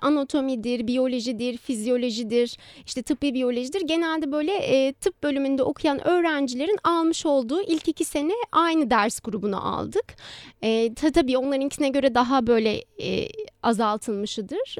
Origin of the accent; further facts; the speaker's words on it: Istanbul, Turkey; 1991 yılında İstanbul'da doğdum.